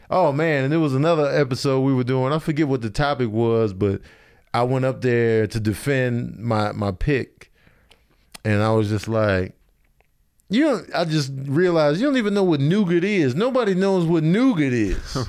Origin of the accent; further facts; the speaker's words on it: Chicago, Illinois, United States; also born or lived in Grand Rapids, Michigan; I was born in Grand Rapids, and then we immediately went back to Chicago